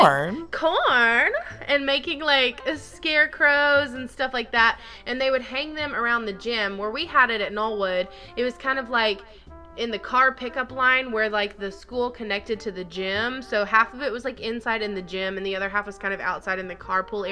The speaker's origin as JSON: {"language": "English", "region": "the South", "country": "United States", "tie": "born or raised there", "said": "Growing up in the South"}